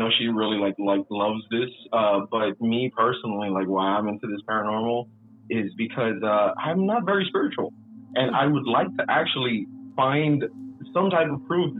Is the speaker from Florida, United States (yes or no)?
no; Laredo, Texas, United States; I grew up in Laredo, border town